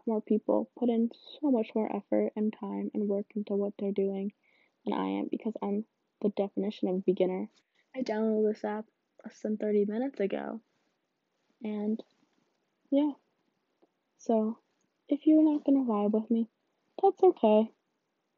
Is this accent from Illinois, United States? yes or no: yes; suburban Illinois, United States; I'm from Illinois. I'm not from country Illinois. I'm from suburban Illinois